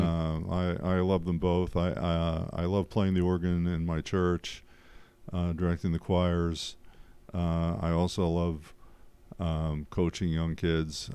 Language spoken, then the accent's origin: English; Pottsville, Pennsylvania, United States; also born or lived in West Chester, Pennsylvania; I grew up in the Paso area school district